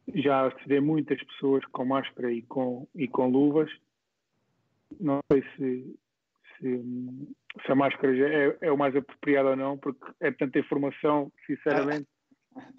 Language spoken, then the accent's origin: Portuguese; Moita, Setúbal, Portugal; foi onde eu cresci, foi onde eu comecei